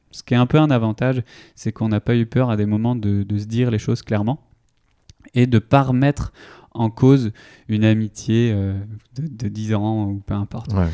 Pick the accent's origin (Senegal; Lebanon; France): France; Vitré, Brittany; moved away as an adult; also born or lived in India; now in Nantes, France; je viens de Vitré, une ville dans, en Ille-et-Vilaine